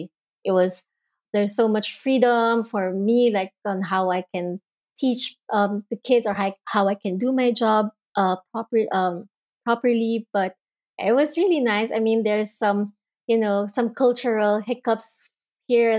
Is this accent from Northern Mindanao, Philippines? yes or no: no; Manila, Metro Manila, Philippines; moved away as an adult; also born or lived in Singapore; now in Munich, Germany; I'm from Manila, Philippines